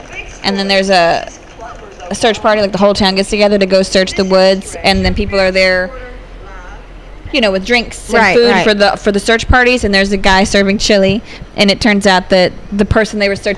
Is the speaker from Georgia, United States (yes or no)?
no; Texas, United States; I'm from North Texas.